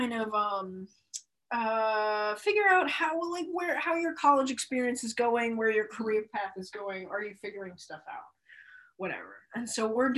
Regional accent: Phoenix, Arizona, United States; I'm from Phoenix, Arizona, Maricopa County. I'm from North Phoenix, right under Shadow Mountain.

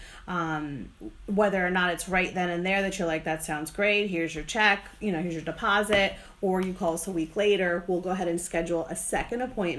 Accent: New Jersey, United States; now in Charlotte/Fort Mill area, United States; I'm from New Jersey

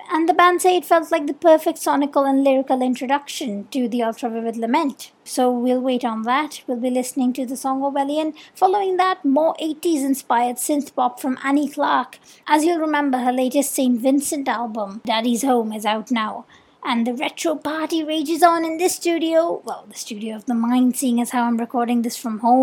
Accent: India; accent: Indian; now in Mumbai, India; I'm Indian and I've been doing the show remotely from Mumbai this year

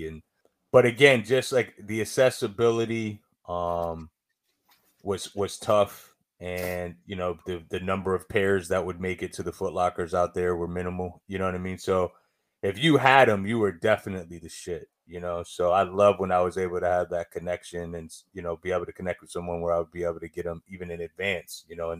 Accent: Syracuse, New York, United States; I'm from Syracuse, New York.

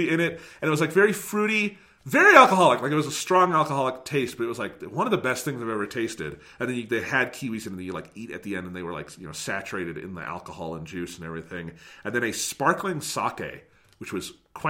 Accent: United States; as an American

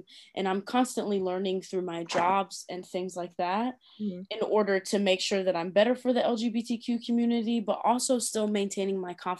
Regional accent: Tipton, Indiana, United States; also born or lived in London; I am from Tipton, Indiana, and I went to Tipton Elementary School, finished high school at Tri-Central.

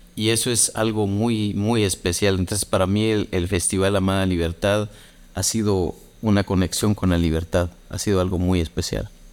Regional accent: Guatemala; soy de Guatemala

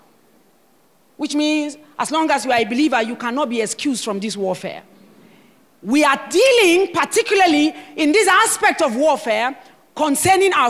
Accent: Nigeria; I am a Nigerian and I'm passionate about my country

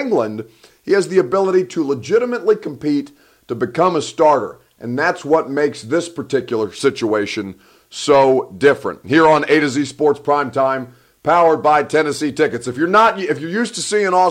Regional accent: Egypt; now in Nashville, United States; I'm from the Sahara. Your boy is Egyptian

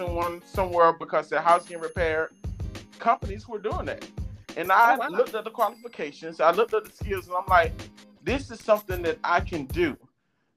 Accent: Blakely, Georgia, United States; now in Los Angeles, United States; I am from the very large city of Blakely, Georgia, located down in the south

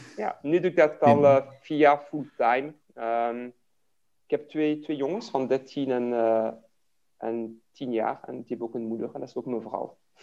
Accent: Liège, Wallonia, Belgium; first language French; Dutch is a second language; moved away as an adult; Ik ben in Luik geboren, dus ben Franstalig eh, van origine. Ik heb tot mijn uh, twintigste in Luik eh, gewoond

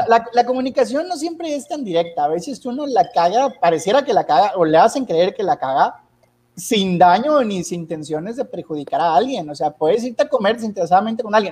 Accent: Sabinas, Coahuila, Mexico; cuando regresé a Sabinas, Coahuila, de donde soy originario

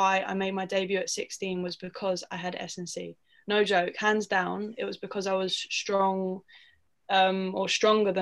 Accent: London, United Kingdom; also born or lived in North Carolina, United States; I'm a Londoner, born and raised

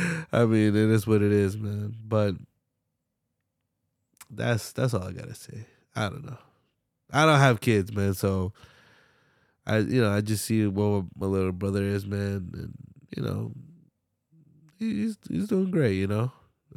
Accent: Philadelphia, Pennsylvania, United States; I'm from Philly, and we don't wear it out.

